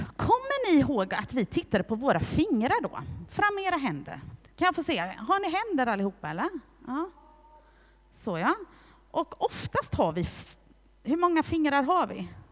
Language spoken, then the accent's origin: Swedish; Hässleholm, Skåne, Sweden; jag är född i Hässleholm och att jag är svensk medborgare